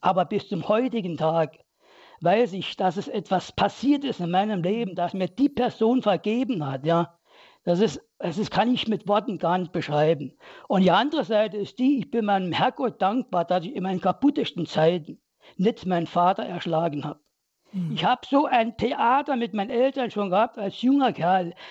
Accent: Saarland, Germany; ich bin im Kohlen, im Bergbaumilieu des Saarlandes aufgewachsen

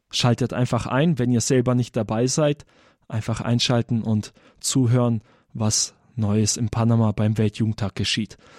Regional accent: Germany; born or raised there

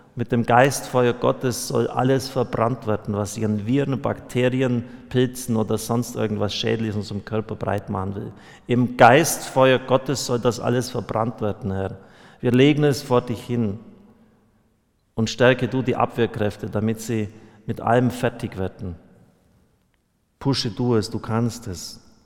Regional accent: Bavaria, Germany; bei uns in Bayern

